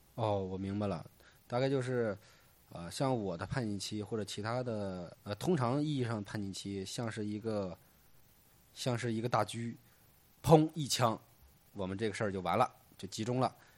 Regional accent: Hebei, China; 作为一个河北人呢

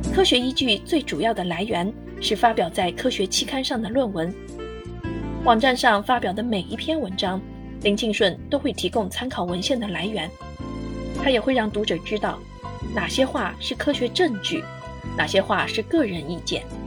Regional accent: China; 我们中国人

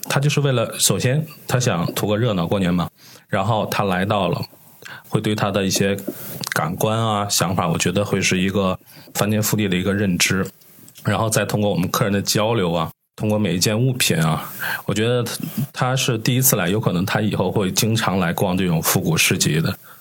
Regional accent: Tianjin, China; 我们天津人是吃过见过的

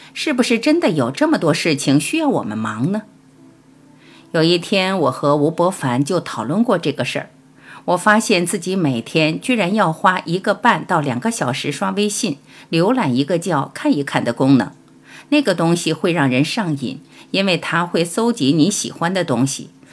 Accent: Panzhihua, Sichuan, China; moved away; 尤其童年在小城市里生活过的人，就像我，八线城市，攀枝花来的

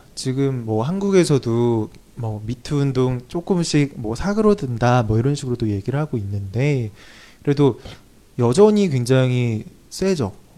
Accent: South Korea; 한국 사람 입장에서

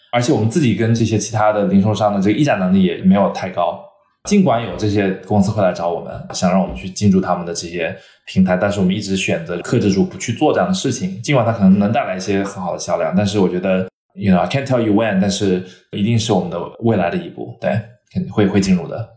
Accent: the American South, United States; also born or lived in China; now in Los Angeles, United States; 我小时候其实是美国南方长大的

